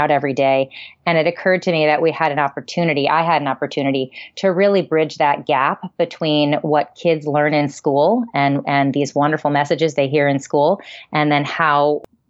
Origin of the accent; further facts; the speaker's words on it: Maryland, United States; I grew up in Maryland